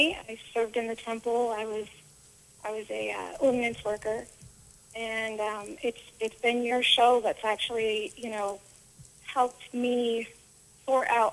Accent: Utah, United States; now in Camp Pendleton, United States; I'm originally from Utah.

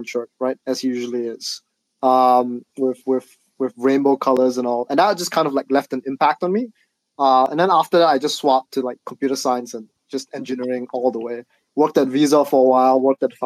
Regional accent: Singapore; I'm from Singapore, right? And in Singapore, you have to do national service

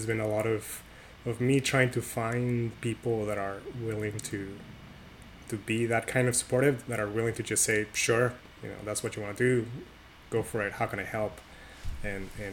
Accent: Tijuana, Baja California, Mexico; I grew up in Mexico, in Tijuana, Mexico, to be more specific.

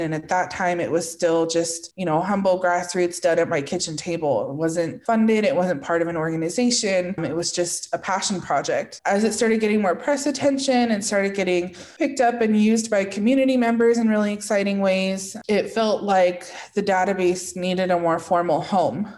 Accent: Northern California, United States; moved away as an adult; also born or lived in southern Arizona; now in Arizona, United States; I grew up in Northern California in a kind of rural area along the coast just south of Oregon.

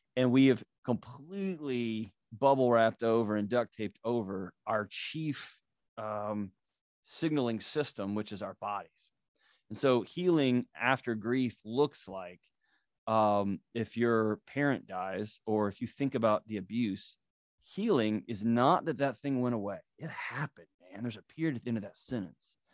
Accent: Texas, United States; I grew up in Texas

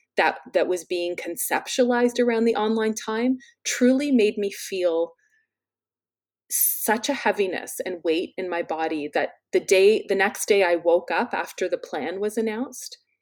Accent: London, Ontario, Canada; my hometown of London, Ontario

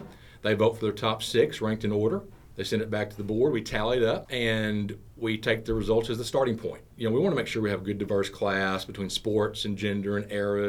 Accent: Conway, Arkansas, United States; I was born and raised here in Conway. Family's been here a long, long time. My father's family was originally from the Enola area, not far from Mount Vernon

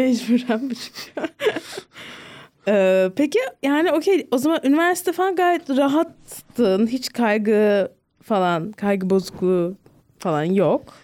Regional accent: Ankara, Turkey; Bilkent'te büyüdüm.

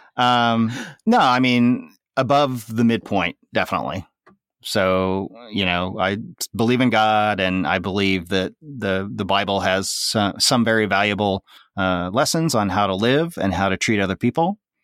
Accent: Tulsa, Oklahoma, United States; I grew up in Tulsa, Oklahoma. Um, born in Oklahoma City, moved to Tulsa by the time I was about three

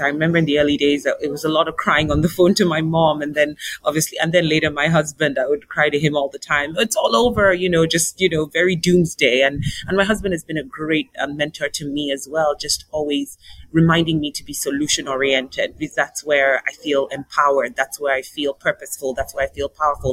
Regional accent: Nigeria; moved away; also born or lived in South Africa; my home country of Nigeria

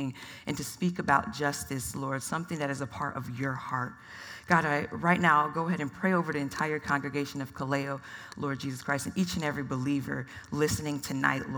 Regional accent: Atlanta, Georgia, United States; now in Phoenix, United States; I'm a first-generation Nigerian-American. I was born in Atlanta, Georgia

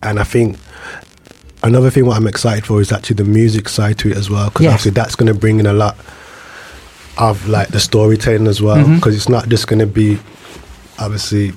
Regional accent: Birmingham, West Midlands, United Kingdom; the Old Rep Theatre in my hometown

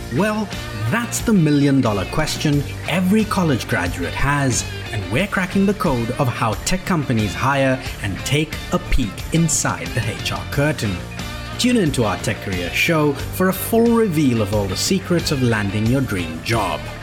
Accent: Botswana; I grew up in Africa as well. I grew up in a country called Botswana.

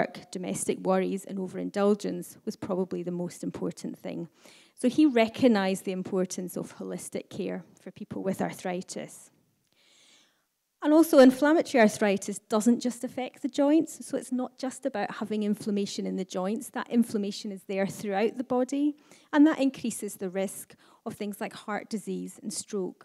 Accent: the Highlands, Scotland, United Kingdom; now in Aberdeen, United Kingdom; as someone who was born and brought up in the Highlands

